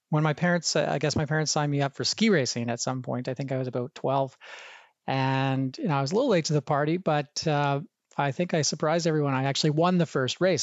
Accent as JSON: {"language": "English", "town": "Banff", "region": "Alberta", "country": "Canada", "tie": "born or raised there", "said": "growing up in the, the heart of the Rocky Mountains in a, a small town called Banff, Alberta"}